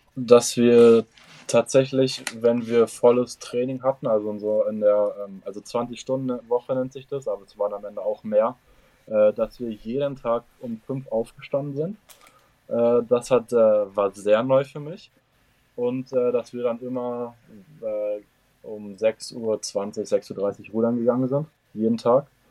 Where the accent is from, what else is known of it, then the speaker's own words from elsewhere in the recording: Germany; moved away as an adult; now in United States; als Deutscher